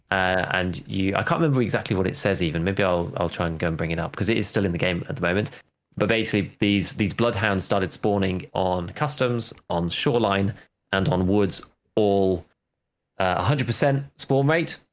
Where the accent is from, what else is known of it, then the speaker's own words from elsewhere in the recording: United Kingdom; As a British person